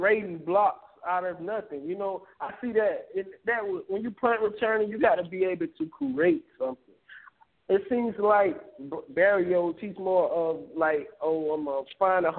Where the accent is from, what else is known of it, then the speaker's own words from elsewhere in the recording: Tallahassee, Florida, United States; I'm from Tallahassee